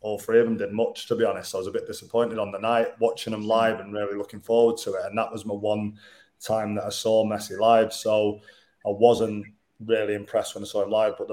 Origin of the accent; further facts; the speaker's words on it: the north of England, United Kingdom; also born or lived in Beckenham, London; being a Northerner